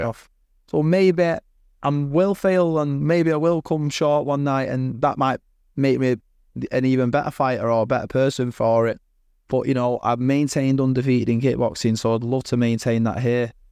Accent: Manchester, North West England, United Kingdom; I'm from Manchester

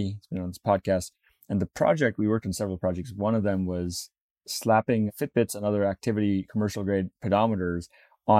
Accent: Namibia; I was born in Namibia.

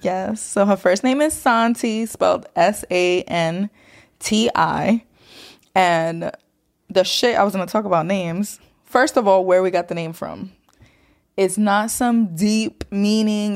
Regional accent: New York City, New York, United States; growing up in New York City

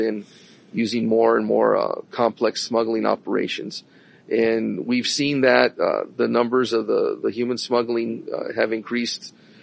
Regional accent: Texas, United States; as a Texan

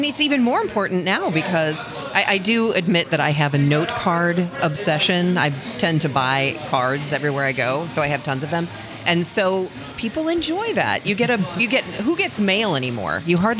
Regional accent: Chicago, Illinois, United States; moved away as an adult; also born or lived in Missouri / Greenville, South Carolina / Madison, Wisconsin / Columbus, Ohio; now in St. Louis, United States; I grew up in Chicago.

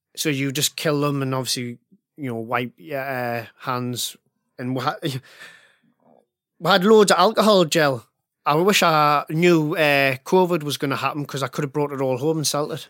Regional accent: Northern England, United Kingdom; I grew up in the nineties and early two thousands, and I come from a, a, a northern working class family. My dad was a miner.

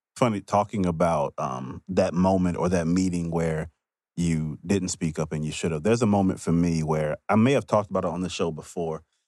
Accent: Mississippi, United States; I'm also from Mississippi

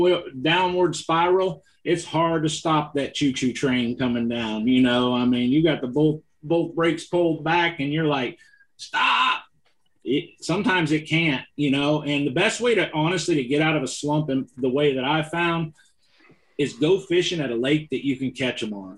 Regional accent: California, United States; I'm from California. I know how to finesse fish with the best of them.

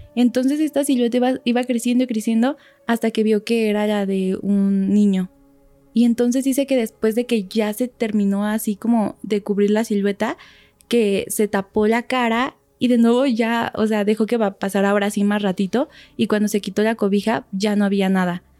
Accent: Toluca, State of Mexico, Mexico; yo soy de Toluca, está como 40 minutos de aquí

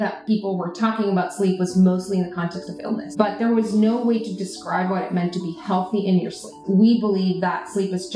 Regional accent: Tijuana, Baja California, Mexico; moved away as an adult; also born or lived in Miami; now in New York, United States; I grew up in Tijuana at the border

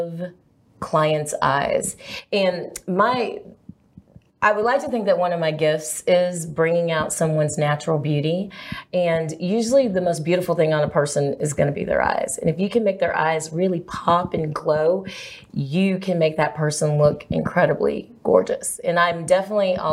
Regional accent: Lubbock, Texas, United States; I'm from Lubbock, Texas.

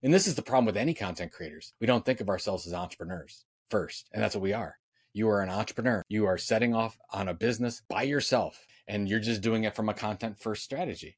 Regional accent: Sandusky, Ohio, United States; I was born in Sandusky, Ohio

